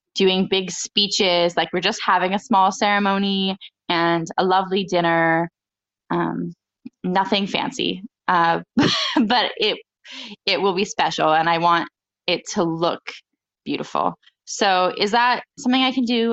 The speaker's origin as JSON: {"language": "English", "country": "United States", "said": "I'm an American bride"}